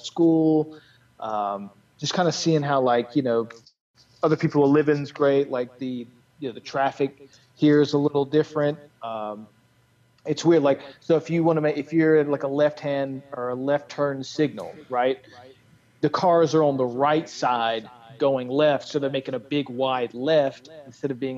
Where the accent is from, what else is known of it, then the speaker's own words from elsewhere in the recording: North Carolina, United States; now in California, United States; I'm being from the South, North Carolina